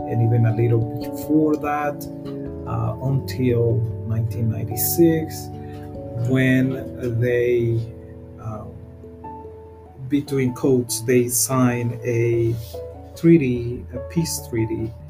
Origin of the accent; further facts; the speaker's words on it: Panama; moved away as an adult; now in United States; I am originally from Panama. Um, I have lived here in the United States for almost 30 years.